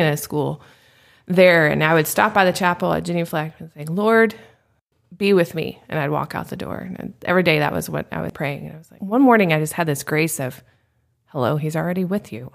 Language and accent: English; Nashville, Tennessee, United States; now in Phoenix, United States; I grew up in Nashville, Tennessee.